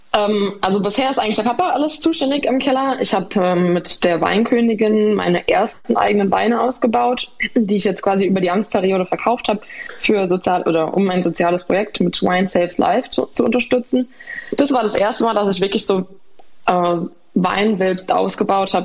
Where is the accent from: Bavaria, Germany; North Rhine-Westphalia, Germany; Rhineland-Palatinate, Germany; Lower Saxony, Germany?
Rhineland-Palatinate, Germany; Nierstein; born or raised there